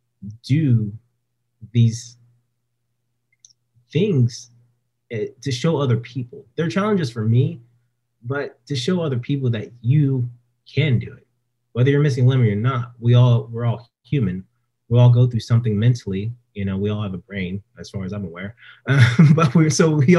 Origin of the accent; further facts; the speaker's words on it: Stockton, California, United States; moved away; back home in Stockton, where I was, you know, my hometown.